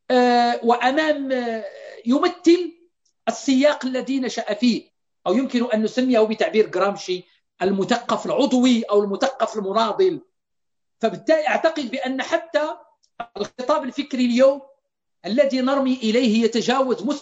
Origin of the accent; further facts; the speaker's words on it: Morocco; عندنا في المغرب لا نعرف لعلي شريعة إلا كتاب إلا كتابين